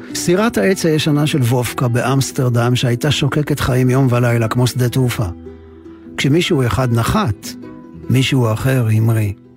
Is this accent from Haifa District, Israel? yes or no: no; Ramat Gan, Tel Aviv District, Israel; also born or lived in Jerusalem / Givatayim / Kibbutz Nir Eliyahu; הדירה הקטנה של הוריי, קומת קרקע, שכונת הג'ורה, רמת יצחק, רמת גן. מכאן יצאתי למסעותיי הקולנועיים הראשוניים